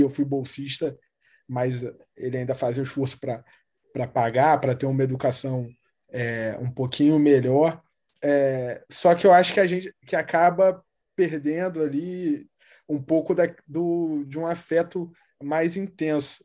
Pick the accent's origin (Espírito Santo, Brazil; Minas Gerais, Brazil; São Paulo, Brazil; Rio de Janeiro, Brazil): Rio de Janeiro, Brazil; eu cresci no, no Morro do Jacarezinho, aqui na zona norte do Rio